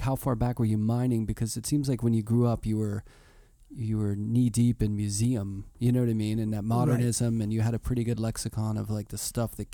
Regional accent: Pittsburgh, Pennsylvania, United States; I grew up in Pittsburgh.

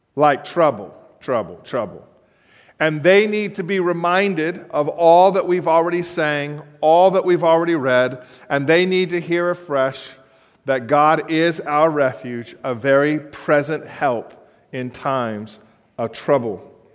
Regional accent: Los Angeles, California, United States; moved away as an adult; now in Baltimore, United States; I was born in Los Angeles

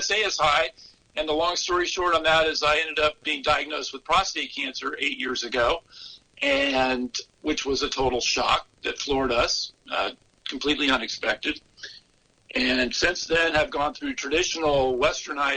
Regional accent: the South, United States; moved away; also born or lived in California; I grew up in the South, and I had grown up and lived the traditional standard American diet

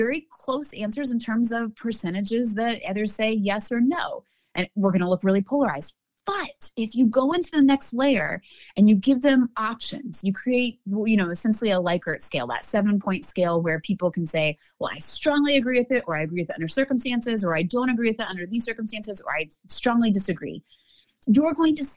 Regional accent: Alabama, United States; I'm coming from Alabama here

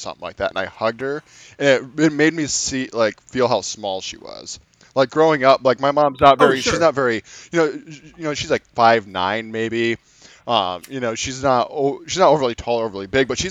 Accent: Midwest, United States; I am from the Midwest

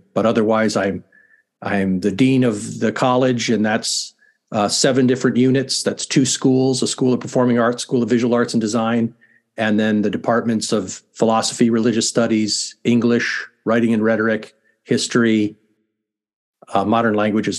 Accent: San Jose, California, United States; moved away as an adult; also born or lived in Detroit, Michigan / Omaha, Nebraska; now in Orlando, United States; So I grew up in San Jose, California.

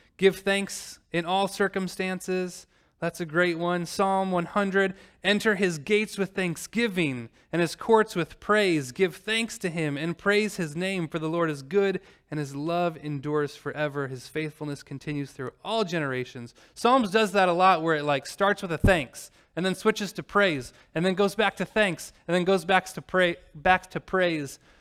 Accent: Normal, Illinois, United States; moved away; drive from normal Illinois, my hometown

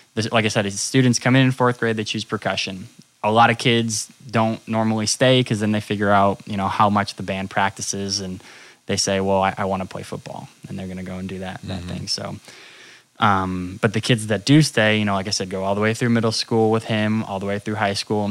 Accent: Dartmouth, Massachusetts, United States; now in Southern California, United States; originally from Massachusetts. So South Coast, Mass, Dartmouth

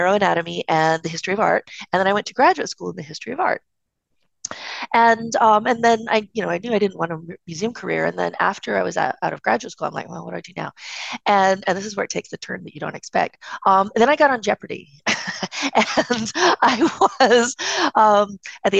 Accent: East Coast, United States; I'm from the East Coast

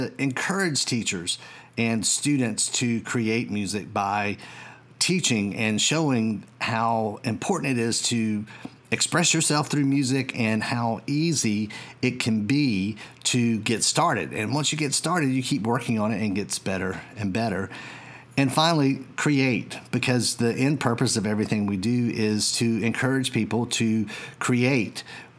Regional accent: Georgia, United States; And here in my home state of Georgia, we've seen a dramatic increase in the number of school systems who are offering music technology courses

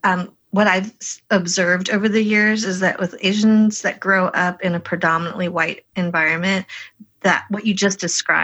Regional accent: Colorado, United States; growing up in white, you know, Colorado.

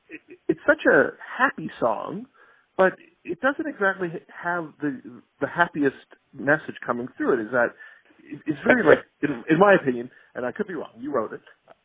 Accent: Canada; they keep on wondering what the hell I'm doing here because we're Canadian, and why aren't we back

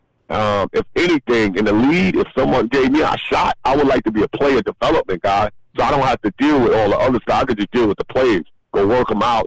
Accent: New York City, New York, United States; I grew up in New York

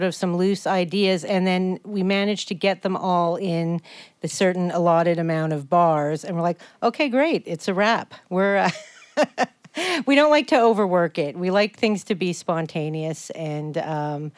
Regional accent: Canada; now in Burlington, United States; I'm Canadian

